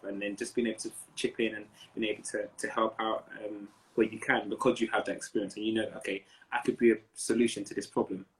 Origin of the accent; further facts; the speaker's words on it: Nigeria; I'm Nigerian. Um, Nigerian. Both, both my parents are Yoruba